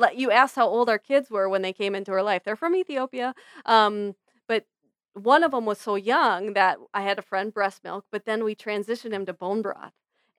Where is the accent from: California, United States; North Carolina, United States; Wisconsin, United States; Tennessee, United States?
Wisconsin, United States; Medford; I grew up in Medford, Wisconsin, which is where Tombstone Pizza was invented.